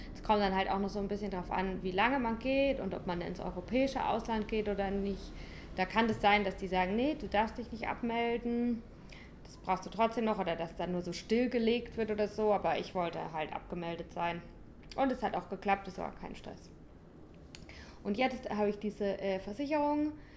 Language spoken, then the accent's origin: German; St. Leon-Rot, Baden-Württemberg, Germany; moved away as an adult; also born or lived in Berlin; Ich komme aus St. Leon Roth.